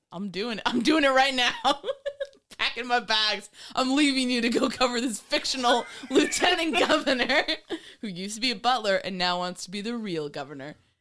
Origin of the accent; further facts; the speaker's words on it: New York, United States; I grew up in New York